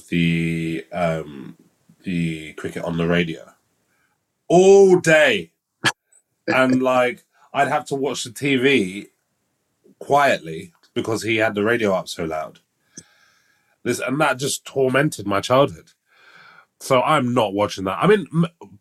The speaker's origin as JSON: {"language": "English", "region": "London", "country": "United Kingdom", "tie": "born or raised there", "said": "I grew up in East London"}